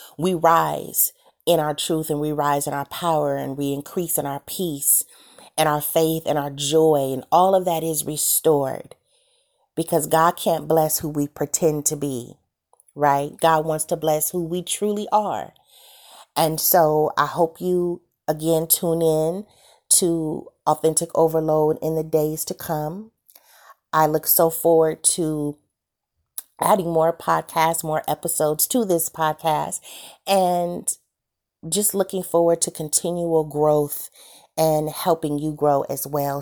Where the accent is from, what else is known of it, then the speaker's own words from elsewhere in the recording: Santa Monica, California, United States; I'm from California, born and raised in Santa Monica